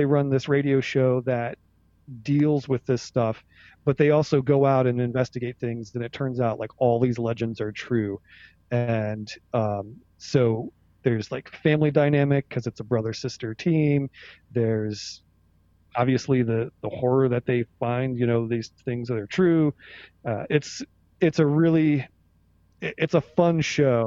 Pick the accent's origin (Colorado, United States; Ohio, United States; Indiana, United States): Ohio, United States; I'm from Ohio